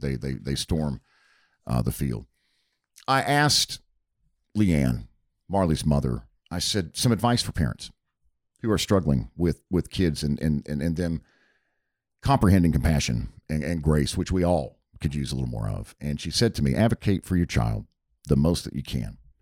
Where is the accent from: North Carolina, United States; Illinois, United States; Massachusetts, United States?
North Carolina, United States; Hickory; moved away as an adult; now in Milton, United States; the Hickory Daily Record, which is the, the daily paper, uh, in my hometown